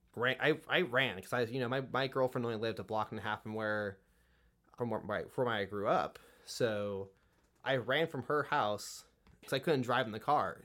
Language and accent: English; California, United States; I grew up in a Democratic school system here in California